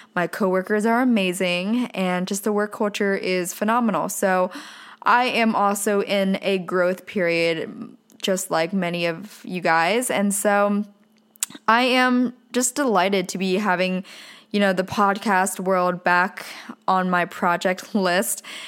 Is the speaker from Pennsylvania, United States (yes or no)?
yes; Pennsylvania, United States; now in Southern California, United States; I was born and raised in a very small town in Pennsylvania